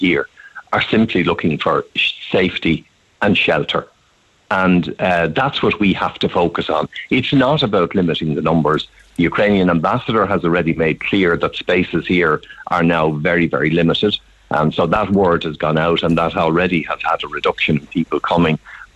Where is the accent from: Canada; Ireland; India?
Ireland; moved away as an adult; I was an economic migrant. I left Ireland